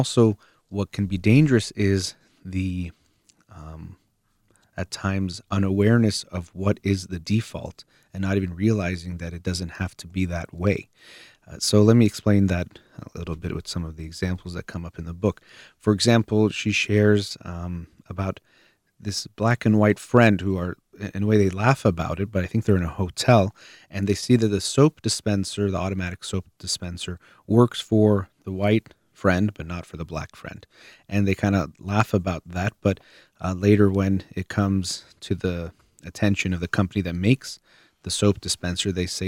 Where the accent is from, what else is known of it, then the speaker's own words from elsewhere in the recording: United States; I myself am Iranian-American and consider myself American